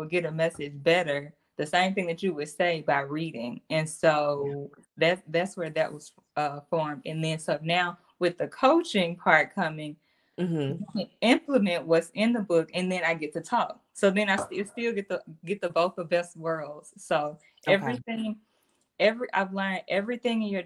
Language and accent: English; the South, United States; also born or lived in Mississippi / Tennessee; I'm from Mississippi and Tennessee